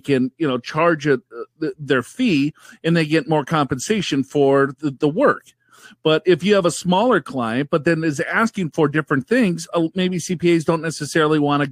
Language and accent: English; Minnesota, United States; I'm from Minnesota